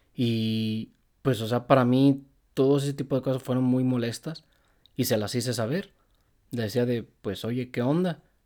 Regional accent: Apaseo, Guanajuato, Mexico; Donde yo vivo, de donde yo soy y de donde ella es, donde vivíamos, es a paseo

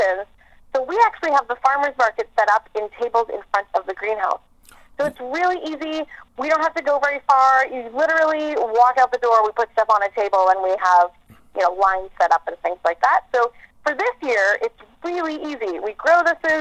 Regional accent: Vancouver Island, British Columbia, Canada; also born or lived in Waterloo, Ontario; now in Inuvik, Canada; No, I'm not from Inuvik. I'm actually originally from Vancouver Island, but I spent a long time living overseas

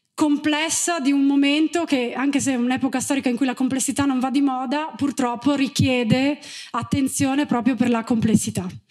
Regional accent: Gemona del Friuli, Friuli-Venezia Giulia, Italy; moved away; also born or lived in China; ero nata e cresciuta a Gemona del Friuli

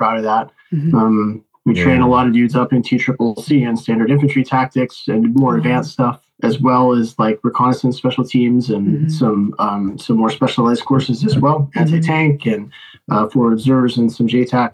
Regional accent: United States; moved away as an adult; now in Ukraine; I'm an American

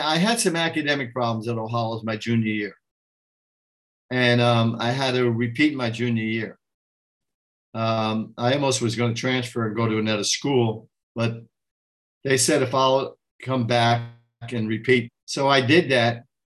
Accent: New York City, New York, United States; I'm from the Bronx, New York

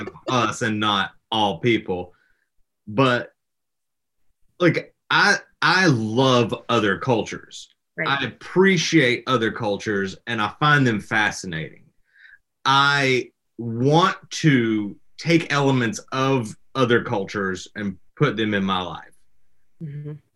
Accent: the South, United States; I'm from the South

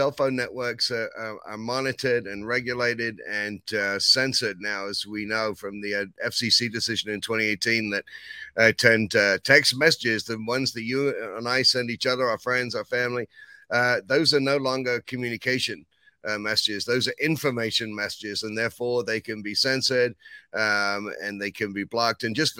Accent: England, United Kingdom; Well, you know, I mean, I came from England, and, you know, when it comes to England and America and taxes, I think there's a history there.

